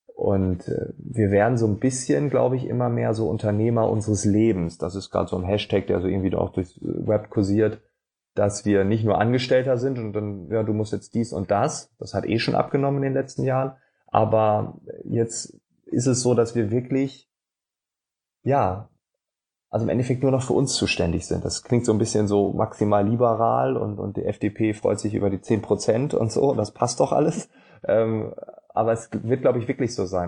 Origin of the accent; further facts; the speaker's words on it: Northern Germany, Germany; accent: Northern German; ich bin Norddeutscher